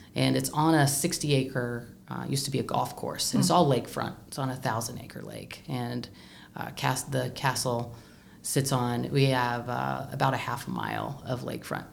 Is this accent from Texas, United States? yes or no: no; Du Quoin, Illinois, United States; I'm from DuQuoin, but I'm a Southern Illinoisan. I am from Southern Illinois